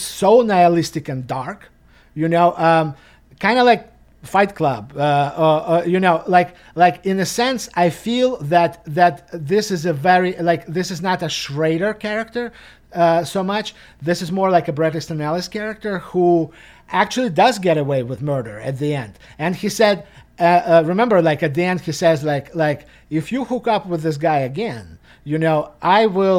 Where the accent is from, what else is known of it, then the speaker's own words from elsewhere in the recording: Russia; moved away; growing up in Russia, you know, in the 90s